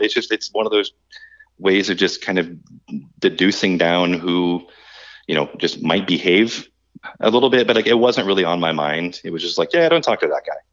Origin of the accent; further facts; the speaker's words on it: Florida, United States; we're all from Florida